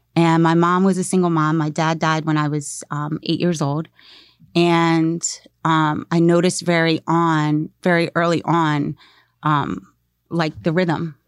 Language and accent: English; Maryland, United States; moved away; I grew up in Maryland